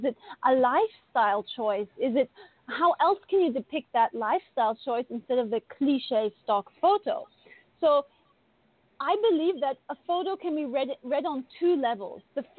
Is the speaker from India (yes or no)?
yes; India; also born or lived in Asia; now in Bali, Indonesia; I grew up in India and Asia, and I'm currently living in Indonesia in Bali.